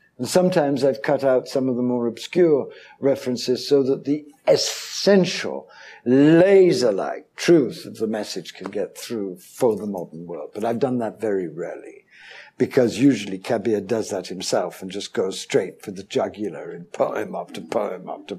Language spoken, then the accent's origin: English; India; born there; I have a smattering of Hindi. I was born in India.